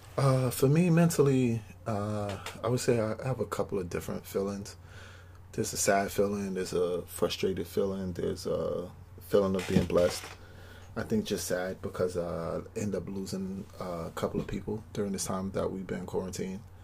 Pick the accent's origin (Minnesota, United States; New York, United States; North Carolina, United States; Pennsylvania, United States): New York, United States; New York City; I grew up in Brownsville